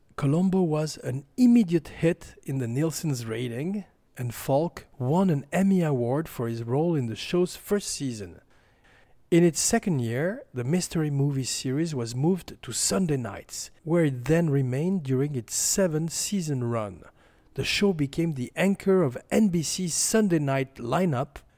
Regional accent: France; accent: French; my French accent

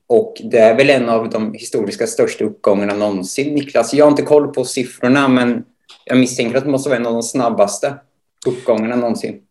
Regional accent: Motala, Östergötland, Sweden; född och uppvuxen i Motala där jag också nu bor och arbetar.

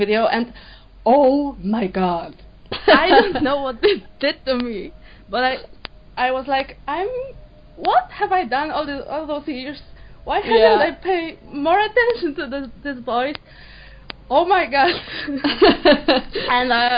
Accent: Poland; Poland, yeah. This is why my accent sounds like this.

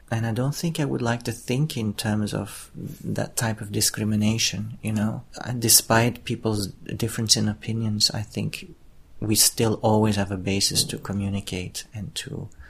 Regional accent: Israel; because we come from Israel and we are an Israeli company

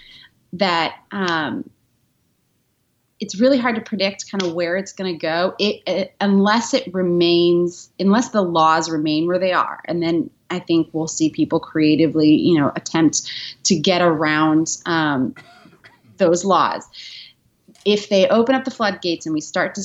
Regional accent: New York, United States; also born or lived in Washington, D.C.; now in Nashville, United States; I'm from New York and I lived in D.C. For 8 years

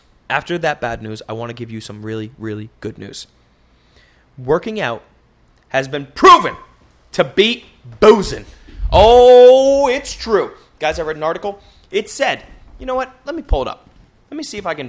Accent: United States; I'm American

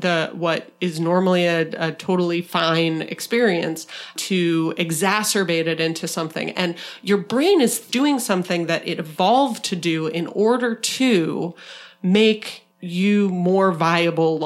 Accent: Arizona, United States; from my home state of Arizona

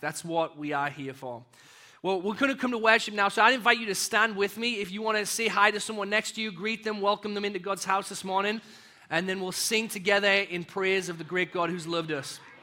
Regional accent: United Kingdom; moved away as an adult; also born or lived in Texas; now in North Aurora, United States; I kind of live in this identity as a British and a, an American

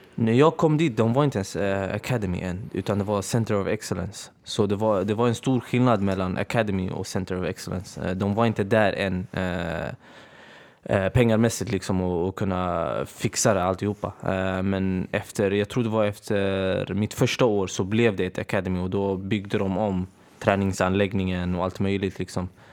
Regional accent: Örebro, Örebro County, Sweden; Jag är från Örebro från början

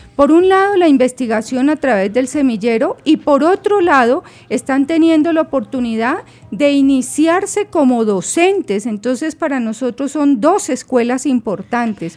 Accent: Colombia; somos colombianos

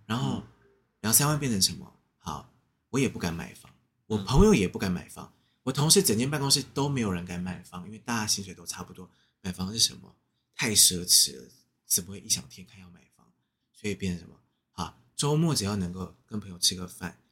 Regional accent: Taiwan; 我们台湾人

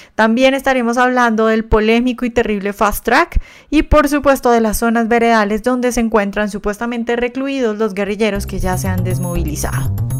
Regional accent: Colombia; somos nosotros, los colombianos de bien

